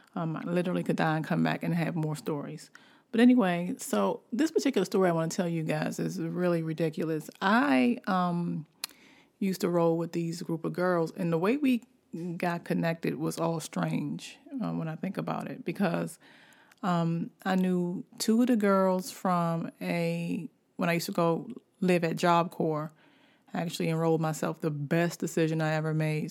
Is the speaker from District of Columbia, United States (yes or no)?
yes; Washington, District of Columbia, United States; also born or lived in Baltimore; I'm from Washington, D C. Washington, D C is where I was born, and Baltimore is, is where my heart got pumped with the love of writing